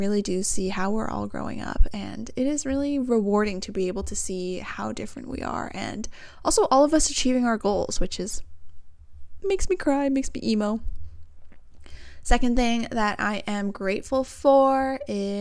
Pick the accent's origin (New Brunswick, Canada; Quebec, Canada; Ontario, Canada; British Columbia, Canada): British Columbia, Canada; Vancouver; all from the same area, we're all from Vancouver